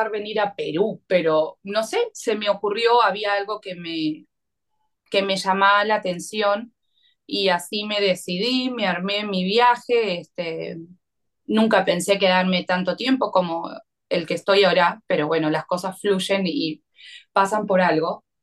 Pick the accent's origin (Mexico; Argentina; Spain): Argentina; algo muy distinto a lo que para nosotros como argentinos estábamos acostumbrados en, nuestra gastronomía quizás más cotidiana.